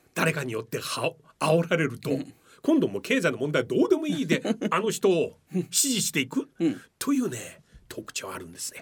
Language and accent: Japanese; Shanghai, China; moved away as an adult; now in Japan; 私は上 海出身なんですけれどもまあ今ずっと三十何年間日本に住んでますけれども